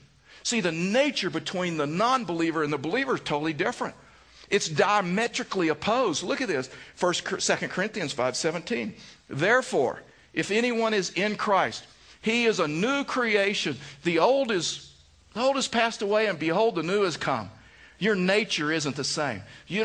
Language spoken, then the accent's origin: English; the Bible Belt, United States; And you know, I come from the Bible Belt and was at a mega church before we came here.